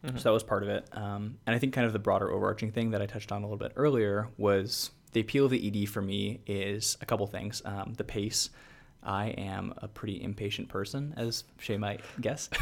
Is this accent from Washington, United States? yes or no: yes; Seattle, Washington, United States; also born or lived in Pacific Northwest; I was born in Seattle, kind of lived like along the Pacific Northwest